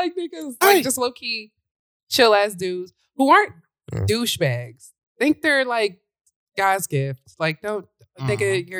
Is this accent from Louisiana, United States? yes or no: yes; Louisiana, United States; moved away; also born or lived in Northern New York; Like, we're from Louisiana. We just country niggas in New York.